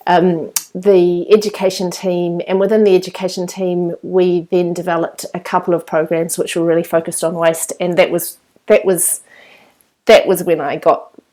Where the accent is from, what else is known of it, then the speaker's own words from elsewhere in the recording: New Zealand; moved away as an adult; also born or lived in London; when I came back to New Zealand